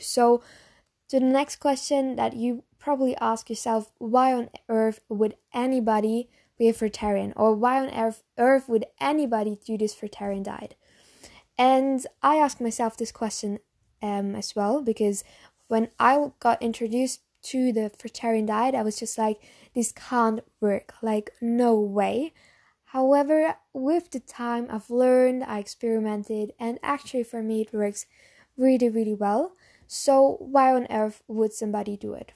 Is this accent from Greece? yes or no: no; Germany; English is a second language; maybe you know from my accent that I'm from Germany.